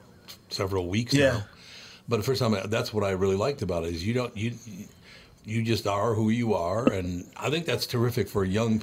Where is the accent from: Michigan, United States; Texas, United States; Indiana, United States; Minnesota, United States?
Minnesota, United States; Minneapolis; I was talking to Steve about growing up in North Minneapolis and how much I loved it and, you know, with all these different cultures.